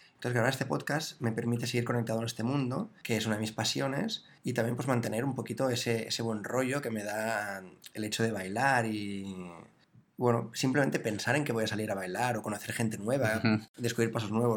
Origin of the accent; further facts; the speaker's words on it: Barcelona, Catalonia, Spain; nací en Barcelona